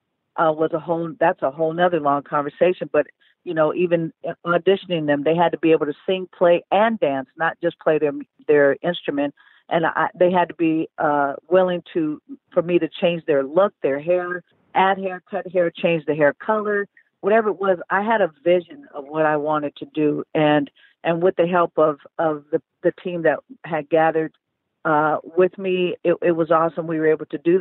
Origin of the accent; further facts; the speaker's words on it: Oakland, California, United States; moved away; we then started Elevate Oakland, and I went back to my hometown, and we started helping public schools in the Bay Area